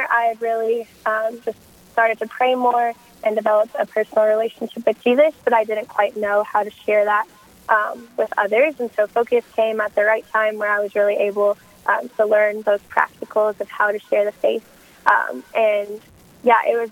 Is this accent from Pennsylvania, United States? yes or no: no; Kentucky, United States; moved away as an adult; also born or lived in Illinois; now in Minnesota, United States; I was born in Illinois, and I grew up in Kentucky, and now I live in Minnesota